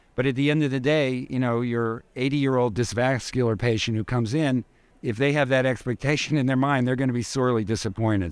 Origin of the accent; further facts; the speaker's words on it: New York City, New York, United States; I'm a native New Yorker. I grew up in New York.